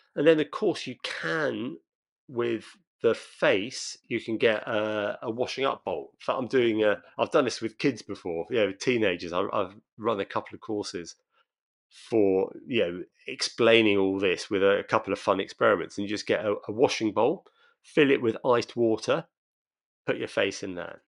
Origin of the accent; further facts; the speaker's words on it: Brighton, South East England, United Kingdom; Brighton, my hometown